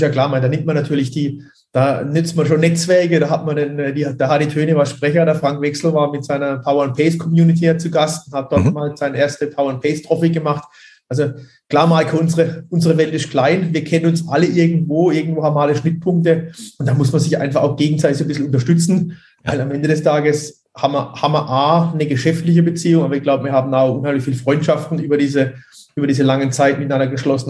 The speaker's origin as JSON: {"language": "German", "area": "region near Bruchsal", "region": "Baden-Württemberg", "country": "Germany", "said": "ich komme ja aus der Region bei Bruchsal, da wohne ich ja auch"}